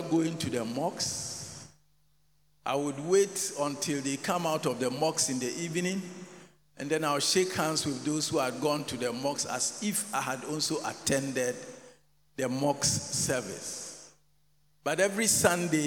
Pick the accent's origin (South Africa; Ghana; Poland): Ghana; Aboabo/Aiyaa Zongo near Tech, Ashanti; growing up in Aija Zongo, just not too far from Tech